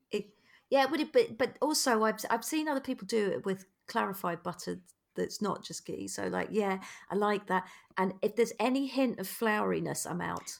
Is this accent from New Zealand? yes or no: no; United Kingdom; we as British people